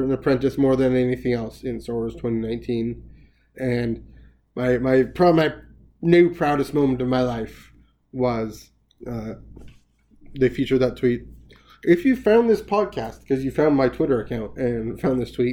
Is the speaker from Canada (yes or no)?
yes; Canada; Being Canadian